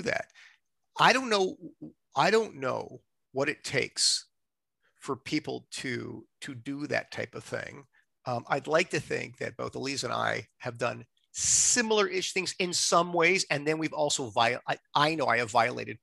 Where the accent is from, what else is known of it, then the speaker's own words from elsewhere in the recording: Montreal, Quebec, Canada; now in Toronto, Canada; I'm not from Toronto. I'm from, you know, Montreal